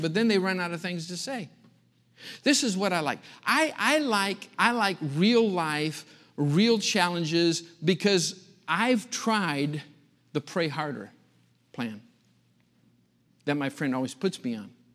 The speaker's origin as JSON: {"language": "English", "region": "Michigan", "country": "United States", "tie": "born or raised there", "moved": "yes", "said": "growing up in Michigan, a little farm community out in the country."}